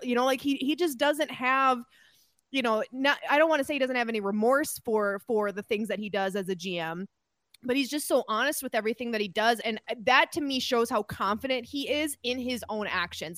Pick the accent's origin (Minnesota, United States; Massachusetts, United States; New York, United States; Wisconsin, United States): Minnesota, United States; I'm a Minnesotan